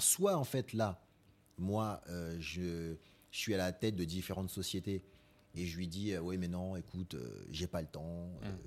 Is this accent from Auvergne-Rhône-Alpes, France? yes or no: no; Épinay-sur-Seine, Île-de-France, France; also born or lived in Marie-Galante (ancestry); j'ai grandi à Épinay, mm. Épinay-sur-Seine, dans 93